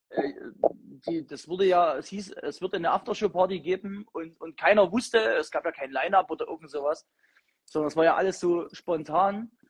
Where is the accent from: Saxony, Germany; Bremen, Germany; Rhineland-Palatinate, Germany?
Saxony, Germany; Chemnitz; Ich komme aus Chemnitz.